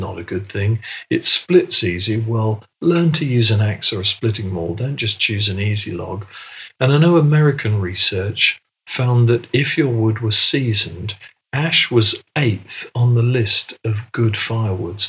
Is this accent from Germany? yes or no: no; England, United Kingdom; being English British